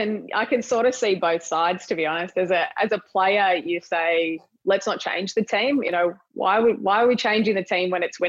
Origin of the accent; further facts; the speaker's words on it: Australia; we're Australian